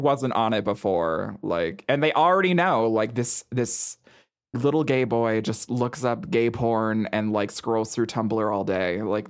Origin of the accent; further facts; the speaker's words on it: Montana, United States; Oh, yeah. I mean, I grew up in Montana.